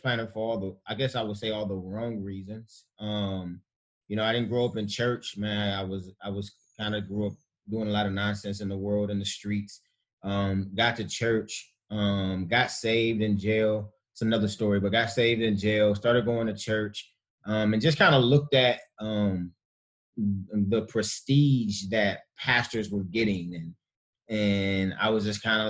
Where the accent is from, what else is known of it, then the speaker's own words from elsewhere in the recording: Cleveland, Ohio, United States; born and raised in Cleveland, Ohio.